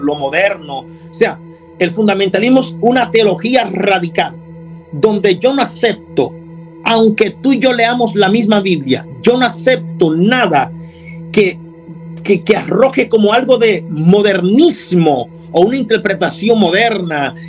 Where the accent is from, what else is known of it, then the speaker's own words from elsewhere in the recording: Dominican Republic; now in Houston, United States; Soy dominicano de nacionalidad